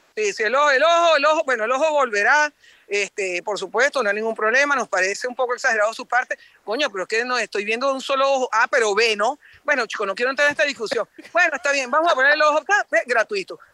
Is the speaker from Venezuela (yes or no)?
yes; Venezuela; moved away as an adult; now in Paris, France; yo soy venezolana, uno, uno, uno no puede mentir de dónde viene